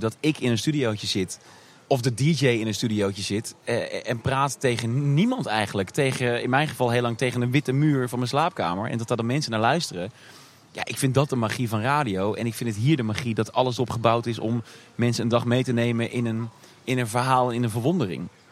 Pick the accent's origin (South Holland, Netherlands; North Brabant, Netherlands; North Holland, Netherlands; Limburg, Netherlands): North Brabant, Netherlands; Tilburg; moved away as an adult; also born or lived in Hilversum / Amsterdam; geboren in 1988 in Tilburg. Ehm, daar komt ook meteen de link met eh, de Efteling vandaan. Want eh, nou ja, je hoort het eh, weinig aan me, maar ik kom uit Brabant. Ik ben een Brabo. En geboren en getogen hier